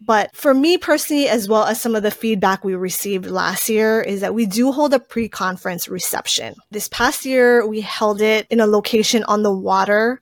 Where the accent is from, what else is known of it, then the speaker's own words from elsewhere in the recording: Native Hawaiian, United States; I am Native Hawaiian